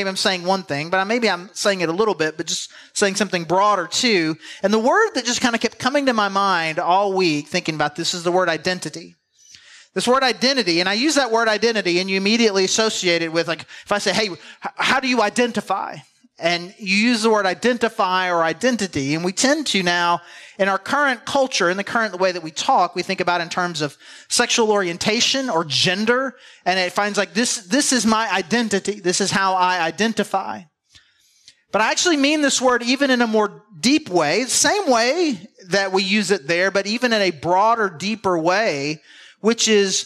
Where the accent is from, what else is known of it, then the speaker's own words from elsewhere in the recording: the South, United States; we're from the South